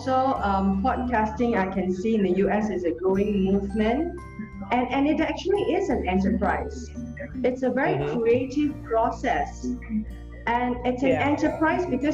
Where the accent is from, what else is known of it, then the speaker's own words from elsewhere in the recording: Singapore; I'm from Singapore